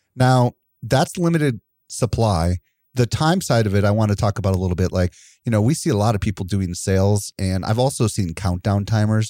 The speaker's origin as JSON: {"language": "English", "region": "Wisconsin", "country": "United States", "said": "I'm from Wisconsin"}